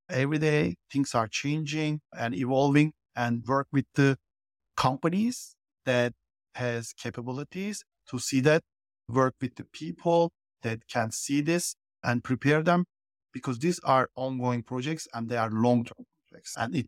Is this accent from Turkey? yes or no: yes; Turkey; now in United States; because I live in the US, I'm originally from Turkey. But pretty much my professional life been always in the US